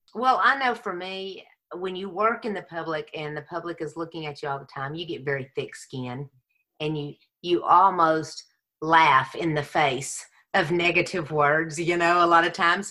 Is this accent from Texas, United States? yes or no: yes; Texas, United States; Texas raised, Jesus saved